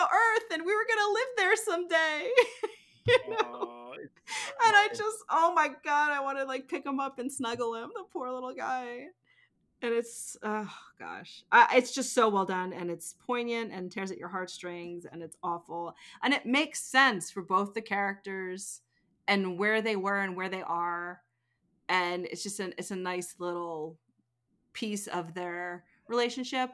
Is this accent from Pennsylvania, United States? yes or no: yes; the Poconos, Pennsylvania, United States; I grew up in the Poconos, like in the mountains